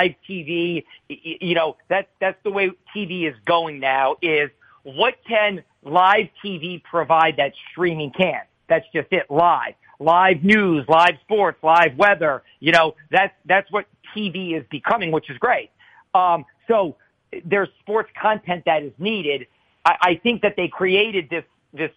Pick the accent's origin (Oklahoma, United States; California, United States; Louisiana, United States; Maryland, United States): Louisiana, United States; New Orleans; Growing up in New Orleans